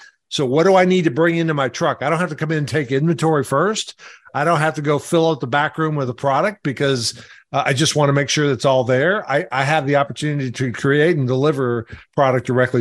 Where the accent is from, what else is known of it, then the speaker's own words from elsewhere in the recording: Arkansas, United States; I'm from Arkansas